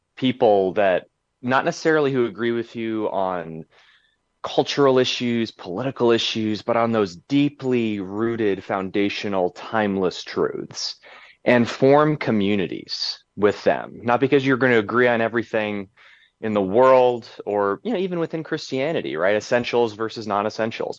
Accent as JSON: {"language": "English", "area": "Willamette Valley", "region": "Oregon", "country": "United States", "tie": "born or raised there", "said": "areas where I grew up in the Willamette Valley in, in Oregon"}